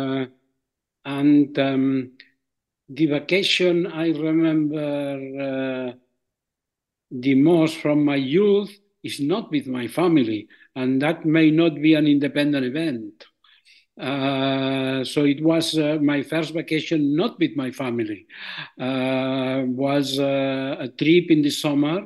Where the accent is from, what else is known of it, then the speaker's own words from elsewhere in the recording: Barcelona, Catalonia, Spain; first language Catalan; English is a second language; moved away as an adult; I grew up in Barcelona. I was born in Barcelona, and I grew up there.